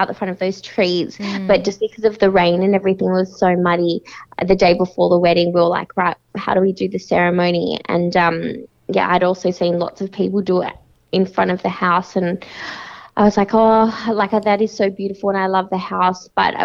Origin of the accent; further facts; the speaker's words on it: Perth, Western Australia, Australia; moved away; I'm from Perth